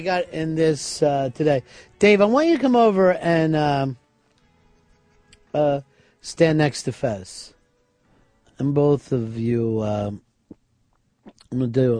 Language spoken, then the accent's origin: English; Hialeah, Florida, United States; Let's get something straight. I'm from Hialeah. I was raised in the barrio.